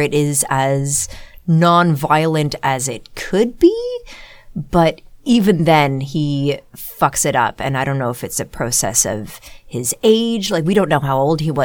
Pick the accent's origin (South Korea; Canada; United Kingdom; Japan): Canada; Ottawa, Ontario; growing up in Ottawa, our field trips would often be to the Rideau Canal in Ottawa